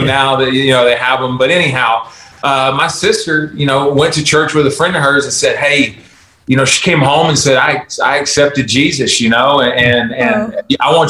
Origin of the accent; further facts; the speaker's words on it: Texas, United States; also born or lived in Baton Rouge, Louisiana; I was born in Baton Rouge, Louisiana. And we moved when I was in fourth grade to Texas